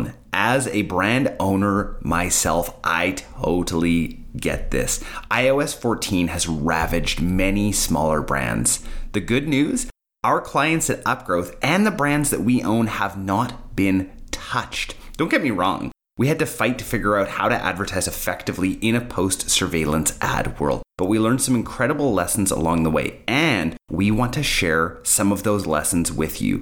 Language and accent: English; Canada